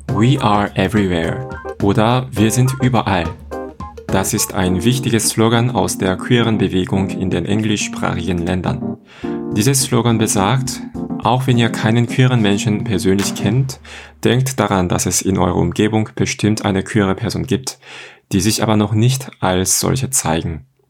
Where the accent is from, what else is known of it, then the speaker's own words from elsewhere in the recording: South Korea; moved away as an adult; now in Germany; ich komme aus Korea auch 2010